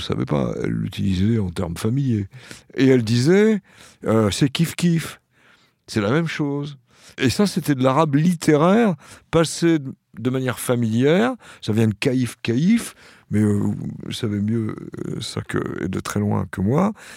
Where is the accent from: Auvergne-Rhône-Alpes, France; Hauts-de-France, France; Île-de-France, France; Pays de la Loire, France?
Île-de-France, France; Saint-Denis; first language French, Arabic; je suis né à Saint-Denis